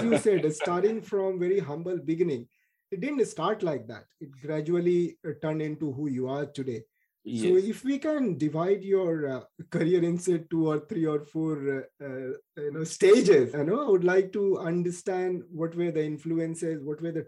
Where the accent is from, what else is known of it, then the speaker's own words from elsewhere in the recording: Bihar, India; I'm from Bihar too